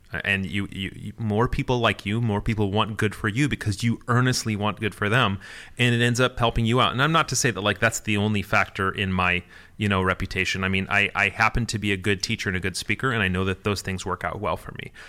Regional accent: Michigan, United States; I'm Midwestern. I'm from Michigan

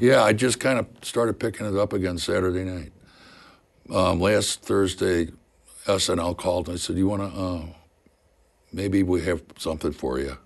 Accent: Missouri, United States; moved away as an adult; also born or lived in New York; I'm a hick from Missouri

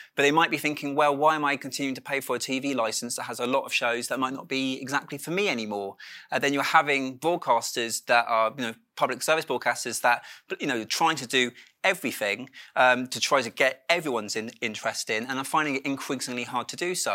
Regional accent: Dorset, South West England, United Kingdom; moved away; I grew up in Dorset

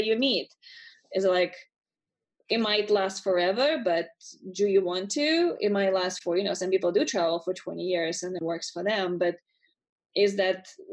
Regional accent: Russia; moved away as an adult; I'm originally from Russia

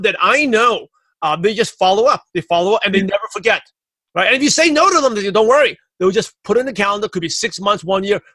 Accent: New York City, New York, United States; I'm from Brooklyn, New York.

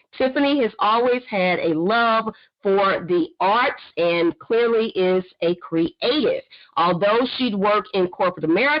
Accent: Fort Worth, Texas, United States; She is a member of my old church, my church in which I grew up in Fort Worth, Texas.

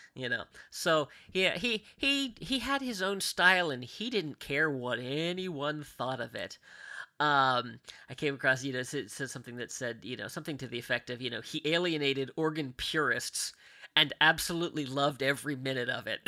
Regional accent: Mount Lebanon, Pennsylvania, United States; I grew up in a town called Mount Lebanon

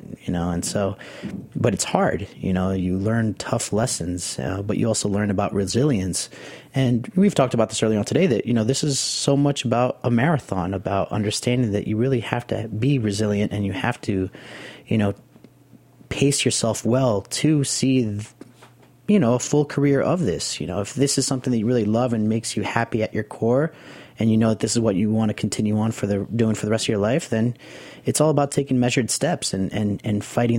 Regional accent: Nicaragua; also born or lived in the city (birthplace); You know, growing up in Nicaragua, you know, after being born here in the city and living down there for 5 years of just the smell of tortillas being made in the kitchen and the pot of beans being cooked

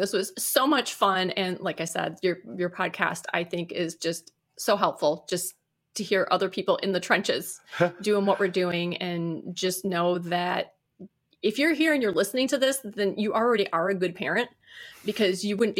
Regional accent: Detroit, Michigan, United States; I was from the Detroit area originally. I said my daughter's working there. But we moved to the west side of the state.

